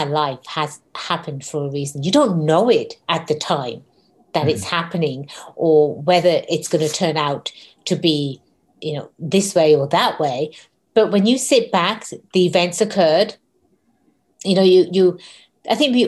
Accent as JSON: {"language": "English", "region": "England", "country": "United Kingdom", "tie": "born or raised there", "also_born_or_lived": "San Diego, United States", "moved": "yes", "lives_now": "United States", "said": "being born and raised in England"}